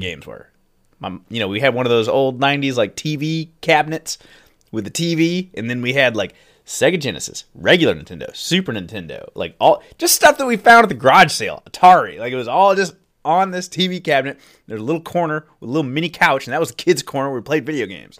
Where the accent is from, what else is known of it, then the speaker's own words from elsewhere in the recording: Midwest, United States; As a Midwest kid